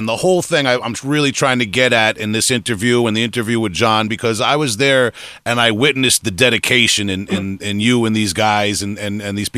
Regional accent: Long Island, New York, United States; Growing up on Long Island

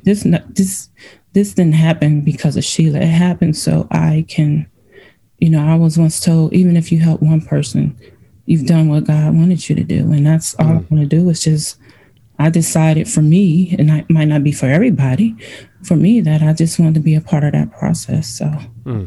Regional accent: Cleveland, Ohio, United States; also born or lived in Virginia; now in Illinois, United States; I'm originally from Cleveland, Ohio

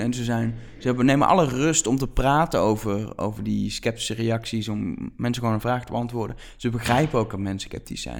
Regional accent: Netherlands; ook als Nederlanders

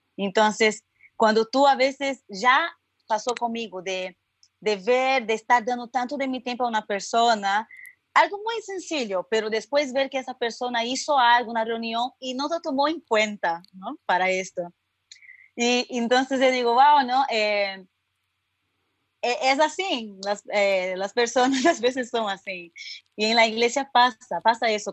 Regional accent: São Paulo, Brazil; accent: Brazilian; Spanish is a second language; moved away as an adult; now in Santa Cruz, Bolivia; yo soy brasileña, tal vez por mi acento pueden reconocer

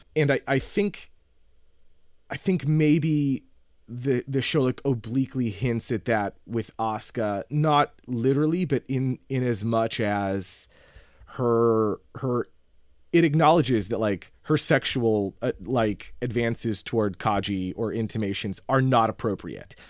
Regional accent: United States; As an American

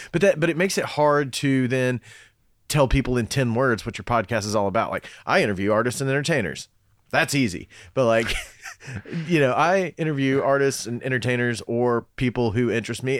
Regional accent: Cumberland Gap, Tennessee, United States; moved away; also born or lived in Knoxville, Tennessee; I was born in Knoxville, but then we moved to Cumberland Gap right after

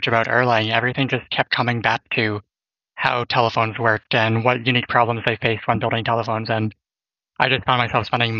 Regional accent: just outside Toronto, Ontario, Canada; moved away as an adult; now in Bay Area, United States; I'm actually from Canada, and I spent most of my life in Ontario, just outside Toronto.

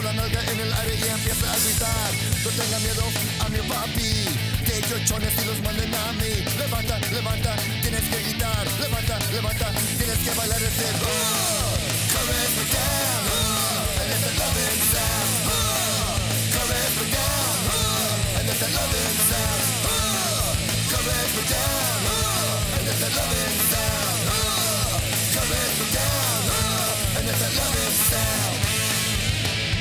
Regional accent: United States; I'm an American

